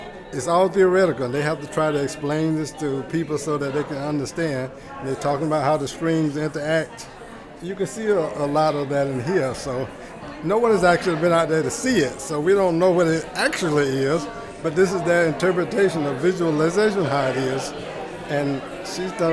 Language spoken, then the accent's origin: English; Washington, Georgia, United States; now in Atlanta, United States; I was born about 100 miles from here, a little place called Washington, Georgia.